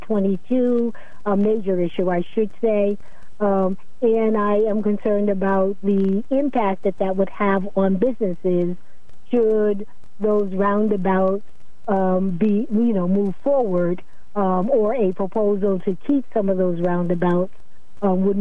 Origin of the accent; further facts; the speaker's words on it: Norwich, Connecticut, United States; also born or lived in Pennsylvania; my family is not originally from here. We're from Pennsylvania, but I went to school here, elementary, all the way through high school, and I raised my family here, so I consider myself from Norwich at this point